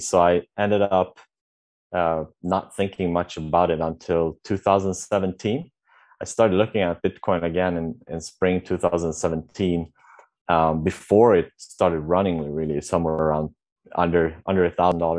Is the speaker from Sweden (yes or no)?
yes; Sweden; moved away as an adult; now in Vietnam; I'm from Sweden, born and raised. My parents are Polish, and I'm currently living in Vietnam since a couple of years